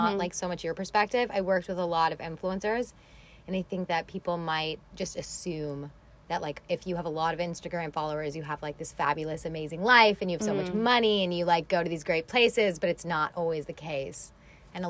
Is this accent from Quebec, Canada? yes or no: no; Toronto, Ontario, Canada; I'm from Canada